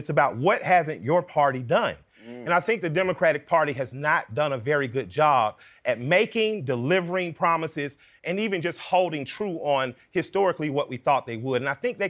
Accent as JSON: {"language": "English", "town": "Atlanta", "region": "Georgia", "country": "United States", "said": "I'm from Atlanta"}